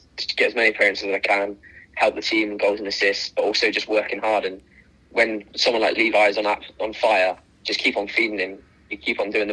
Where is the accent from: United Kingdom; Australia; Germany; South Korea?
United Kingdom; Bristol, South West England; moved away; I'm from Bristol